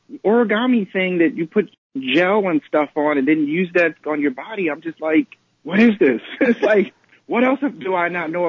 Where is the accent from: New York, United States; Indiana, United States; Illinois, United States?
New York, United States; New York City; I was born and raised in the Bronx.